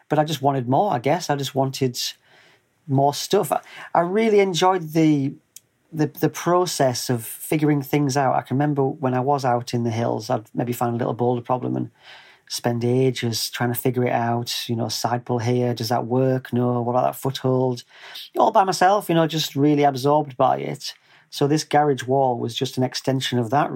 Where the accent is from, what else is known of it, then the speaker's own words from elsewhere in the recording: North East England, United Kingdom; moved away as an adult; grew up in the northeast of England, which it's about 120 miles north of Sheffield.